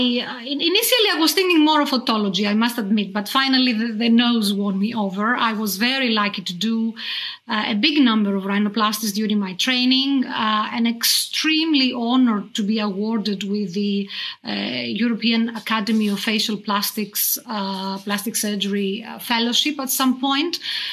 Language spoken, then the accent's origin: English; Australia; now in Belgium; Right, I'm an Aussie. I bet you didn't know that.